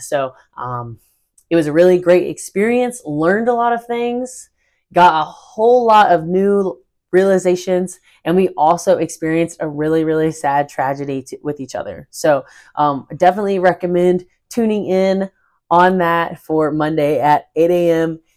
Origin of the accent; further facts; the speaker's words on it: North Carolina, United States; I am originally from North Carolina in the United States